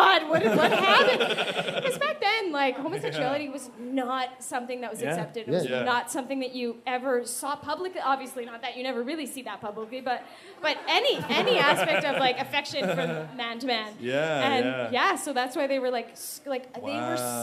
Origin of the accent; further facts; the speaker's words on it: Winnipeg, Manitoba, Canada; we're from Winnipeg